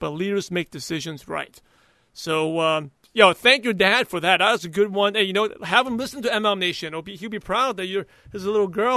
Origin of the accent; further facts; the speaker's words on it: New York City, New York, United States; I grew up in New York City